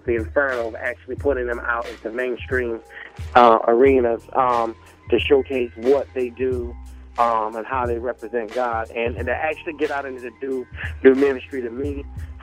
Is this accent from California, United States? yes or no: no; Myrtle Beach, South Carolina, United States; moved away; also born or lived in Nashville, Tennessee; hailing from the Myrtle Beach, South Carolina area